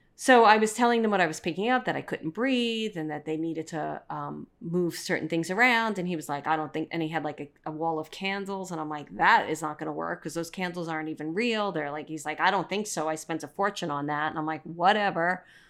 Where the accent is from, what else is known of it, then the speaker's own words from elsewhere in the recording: New York City, New York, United States; the typical guy that I grew up with in Brooklyn